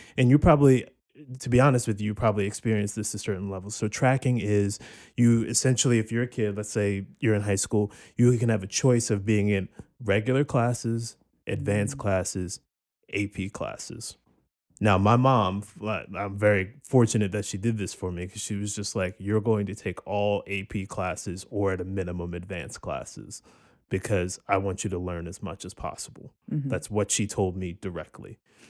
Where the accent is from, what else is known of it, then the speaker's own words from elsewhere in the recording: Cherry Hill, New Jersey, United States; I'm from Cherry Hill, New Jersey.